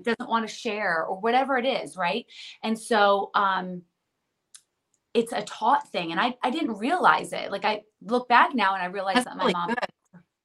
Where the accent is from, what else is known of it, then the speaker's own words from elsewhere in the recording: New Jersey, United States; We're from New Jersey